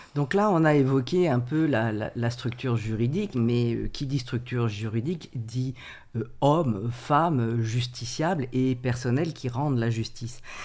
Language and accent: French; France; nous sommes français